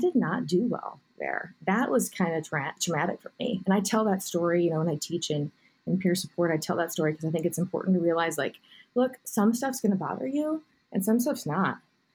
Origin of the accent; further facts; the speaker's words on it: Kansas City, United States; born and raised a suburb of Kansas City